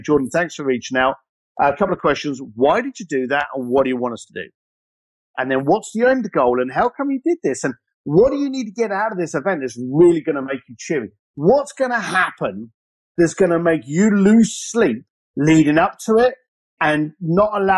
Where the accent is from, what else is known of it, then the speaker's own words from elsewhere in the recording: Ireland; I grew up as an Irish lad